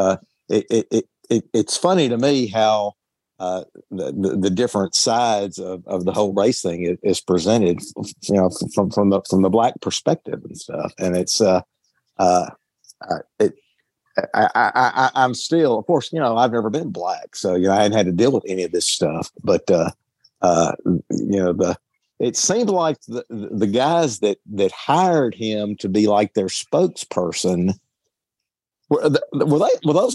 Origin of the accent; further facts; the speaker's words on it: Deep South, United States; I grew up in the Deep South